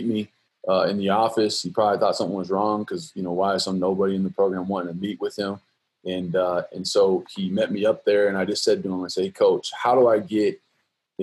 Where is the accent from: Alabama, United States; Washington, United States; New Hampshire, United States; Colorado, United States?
Colorado, United States; I'm originally from Colorado. I was a mediocre high school player